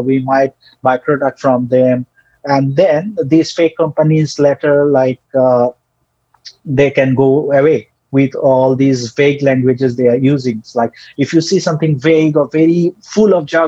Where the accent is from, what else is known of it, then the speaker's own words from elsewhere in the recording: Bangladesh; first language Bengali; English is a second language; most of us Bangladeshis, we like used to talk in Bengali. English is our second language